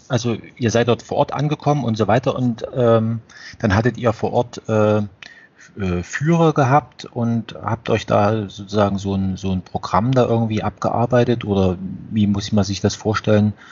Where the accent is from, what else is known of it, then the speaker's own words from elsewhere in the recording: Germany; wie jetzt wir vielleicht als, als Deutsche Österreich betrachten. Also gehören, also wir teilen uns eine Sprache